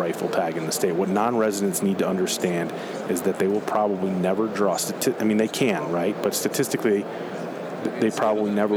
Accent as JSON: {"language": "English", "region": "Western New York", "country": "United States", "tie": "born or raised there", "said": "I grew up in Western New York"}